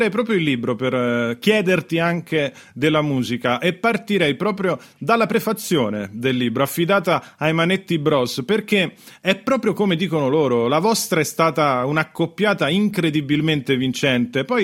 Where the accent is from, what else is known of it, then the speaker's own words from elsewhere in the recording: Rome, Lazio, Italy; io avevo 11 anni, sono romano